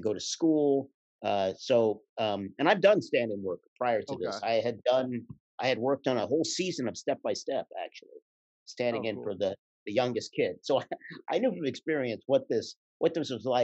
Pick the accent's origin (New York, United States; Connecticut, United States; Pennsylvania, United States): Pennsylvania, United States; Philadelphia; I grew up in Philly